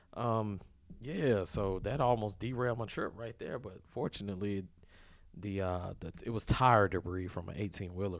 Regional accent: Deep South, United States; I come from the South, like, deep South

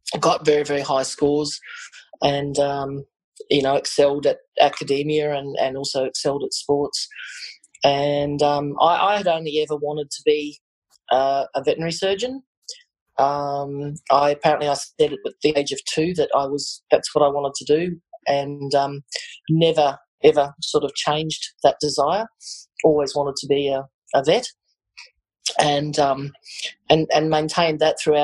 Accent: Queensland, Australia; crossing the border to live in Queensland as a Queenslander. We ended up in Brisbane. Spent a few years in Brisbane.

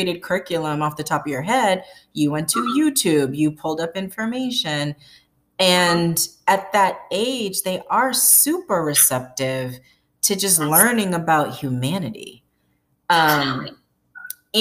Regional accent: Boston, Massachusetts, United States; growing up in Boston, went to an after-school program, Lena Park Community Development Center

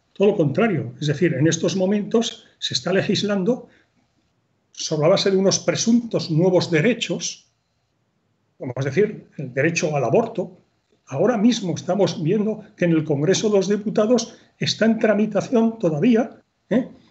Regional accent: Spain; también como españoles

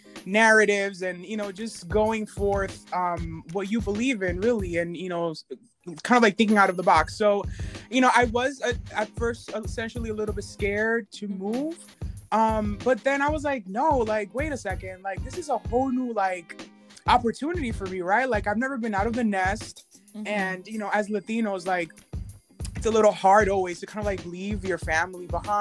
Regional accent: New Jersey, United States; also born or lived in Santo Domingo, Dominican Republic; I'm originally from the Caribbean, de Santo Domingo, and I grew up in Jersey, and then I finished high school in New Jersey. I was kind of like that kid who was like back and forth between DR and the East and United States.

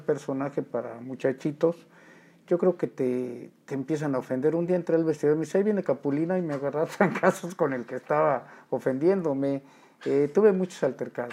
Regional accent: Mexico City, Mexico; Del hermoso barrio de La Merced. Yo nací en el Distrito Federal.

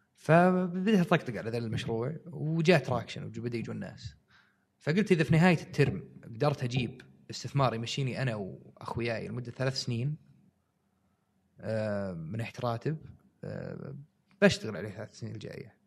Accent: Saudi Arabia; عندنا في السعودية

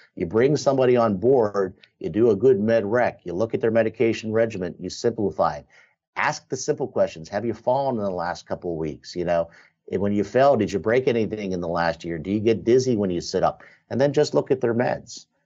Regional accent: Western Pennsylvania, United States; I'm growing up in Western Pennsylvania

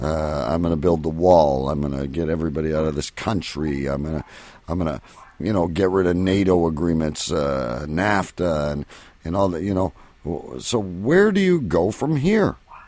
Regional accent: Canada; I'm a Canadian

